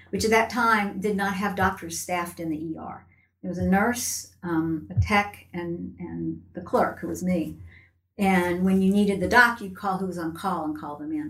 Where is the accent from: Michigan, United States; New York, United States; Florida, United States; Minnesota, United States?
Florida, United States; Tallahassee; I was born here in Tallahassee